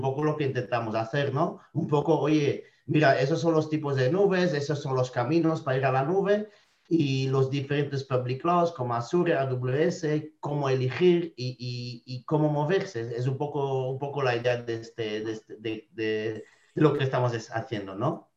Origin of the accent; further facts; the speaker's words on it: Belgium; Spanish is a second language; moved away as an adult; now in Spain; soy de Bélgica originalmente, me llevo casi 10, años en España